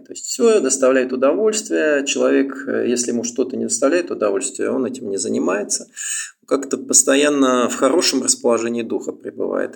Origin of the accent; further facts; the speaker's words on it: Moscow, Russia; moved away as an adult; now in Thailand; я сам москвич, и родился в Москве и, в общем, оттуда и приехал